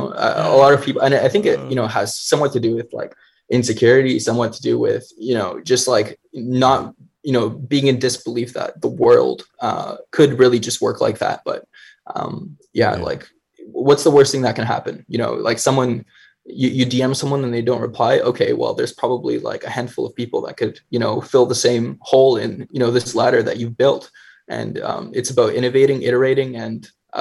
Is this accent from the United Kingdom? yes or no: no; Canada; being a Canadian